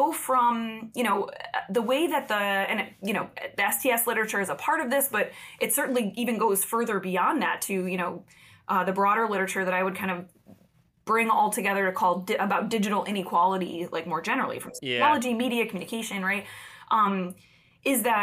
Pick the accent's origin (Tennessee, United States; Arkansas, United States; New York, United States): New York, United States; upstate; I grew up in upstate New York, and I do not mean right outside New York City when I say